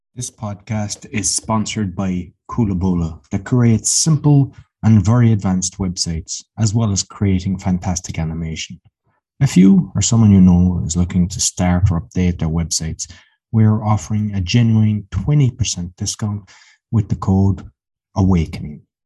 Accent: Ireland; now in Poland; I'm Irish, living in Poland

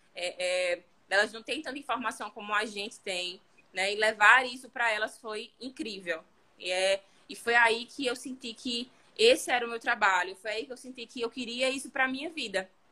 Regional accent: Maceió, Alagoas, Brazil; aqui em Maceió, né? Falando disso, eu sou de Maceió

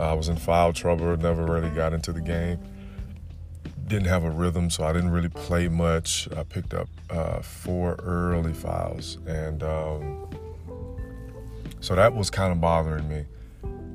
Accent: Florida, United States; I'm from the South, I'm from Florida

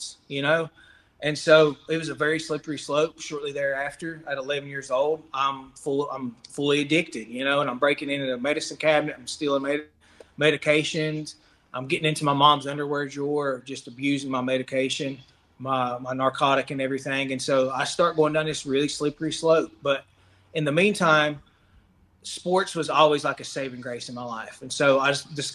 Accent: Cherokee, North Carolina, United States; I grew up here in Cherokee, North Carolina, on the Kallup boundary, which is very similar to an Indian reservation.

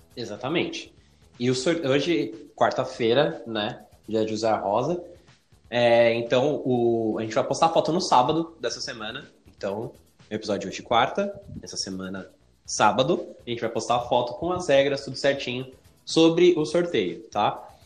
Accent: Guarulhos, São Paulo, Brazil; Eu nasci em São Paulo. Eu fui pra Guarulhos quando era pequenininho. Eu tinha uns 4 anos quando eu morei pra Guarulhos.

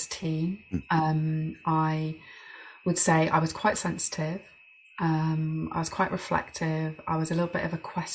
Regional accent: Birmingham, West Midlands, United Kingdom; And so I grew up in Birmingham, a big city.

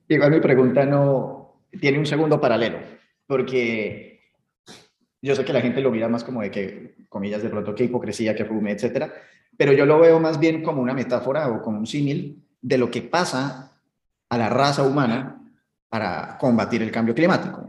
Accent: Colombia; Colombia, eh, de donde soy

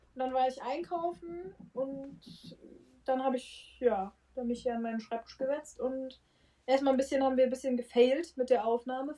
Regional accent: Frankfurt, Hesse, Germany; also born or lived in Würzburg; wir kommen beide aus Frankfurt

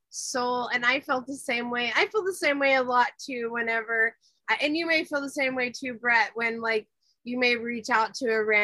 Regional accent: Kingsville, Texas, United States; now in Santa Cruz, United States; I am from South Texas. I'm from Kingsville, Texas. It's 45 minutes south of Corpus Christi, Texas, about two hours north of Brownsville, Texas.

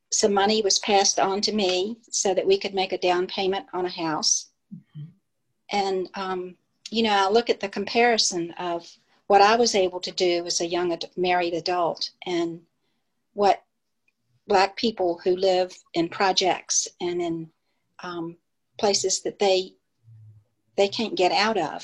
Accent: Lynchburg, Virginia, United States; I grew up in Lynchburg, Virginia

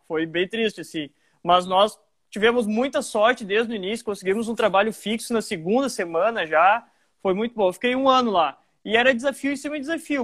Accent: Montenegro, Rio Grande do Sul, Brazil; also born or lived in Porto Alegre / Nova Santa Rita / Santa Maria / Lajeado; Eu moro desde os meus oito ou nove anos em Montenegro. Eu me considero montenegrino porque eu cresci minha vida aqui.

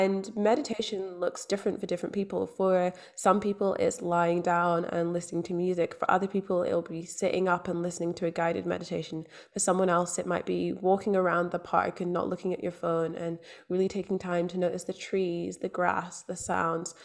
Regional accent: Scotland, United Kingdom; also born or lived in London; now in Australia; I grew up in Scotland. I was born in London. I'm now living in Australia.

